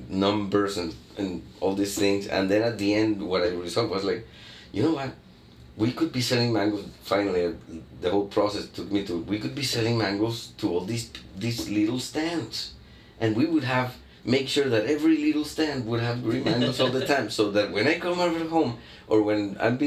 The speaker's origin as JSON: {"language": "English", "town": "Barranquilla", "region": "Atlántico", "country": "Colombia", "tie": "born or raised there", "said": "Barranquilla, my hometown"}